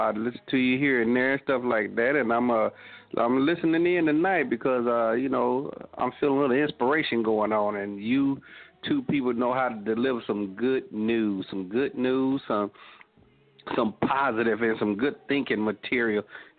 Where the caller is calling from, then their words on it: Fort Worth, Texas, United States; I'm calling from Fort Worth, Texas.